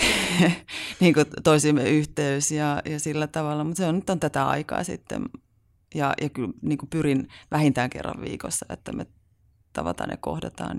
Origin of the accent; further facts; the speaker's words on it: Haukivuori, South Savo, Finland; mä oon kotoisin Haukivuorelta, et mm. ihan myös hyvin pieneltä paikkakunnalta